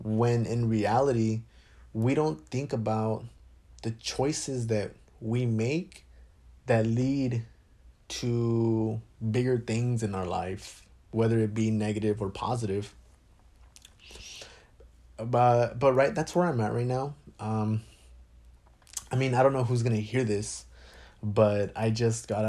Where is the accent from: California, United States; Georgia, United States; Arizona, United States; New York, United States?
Arizona, United States; Phoenix; I was born in Phoenix, Arizona